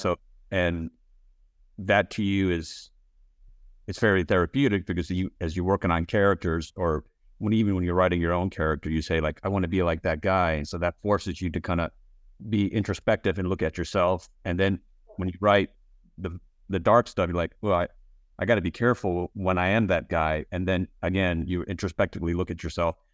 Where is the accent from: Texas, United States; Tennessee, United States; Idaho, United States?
Texas, United States; I grew up in Texas